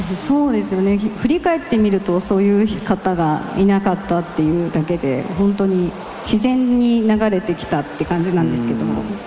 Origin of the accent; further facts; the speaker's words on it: Awaji Island, Hyogo, Japan; 私あの出身が淡路島